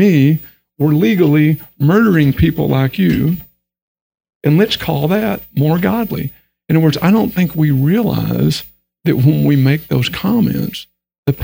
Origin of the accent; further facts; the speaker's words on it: Texas, United States; accent: Texan; I grew up in Texas. So I've got that language barrier thing going on too. I mean, like English is my second language, okay? Because I talk Texan.